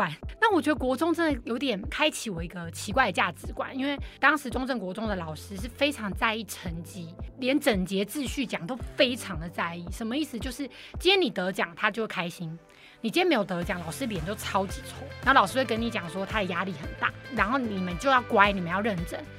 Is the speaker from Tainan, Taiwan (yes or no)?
no; Kaohsiung, Taiwan; also born or lived in Taipei; 小时候在家里，在高雄就会很想妈妈。可真的回台北又会很想奶奶，然后就大家都要分开